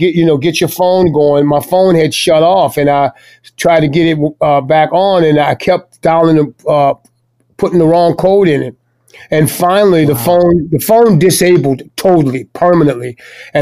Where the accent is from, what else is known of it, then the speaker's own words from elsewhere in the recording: New Orleans, Louisiana, United States; Born and raised right up there